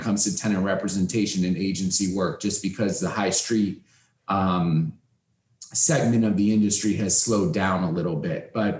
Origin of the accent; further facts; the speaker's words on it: Cleveland, Ohio, United States; moved away as an adult; also born or lived in Wisconsin; now in Miami, United States; I'm originally from Cleveland, Ohio. I grew up as the son of a retail real estate broker